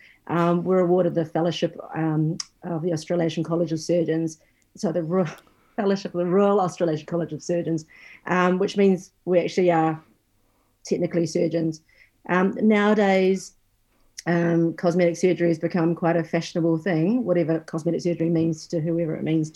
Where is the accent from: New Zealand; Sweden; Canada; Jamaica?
New Zealand; moved away; I'm actually originally from New Zealand